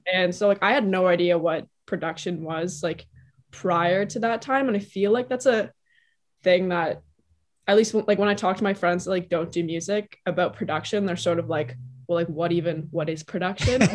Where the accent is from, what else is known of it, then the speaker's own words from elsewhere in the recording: Toronto, Ontario, Canada; also born or lived in New York; I was born and raised in Toronto, Canada